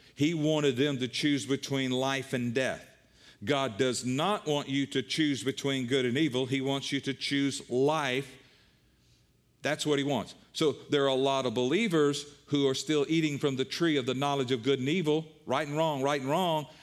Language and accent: English; the Bible Belt, United States; I was raised in the Bible Belt.